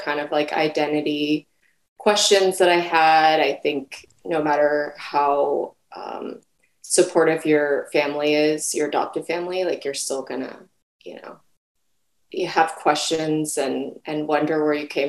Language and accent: English; Central California, United States; also born or lived in South Korea; I was born in South Korea and adopted by a Japanese American family to Central California.